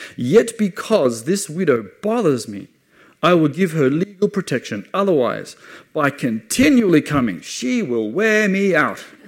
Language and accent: English; Australia; moved away as an adult; also born or lived in England; now in Jerusalem; I'm Australian. I was born uh, in, in Australia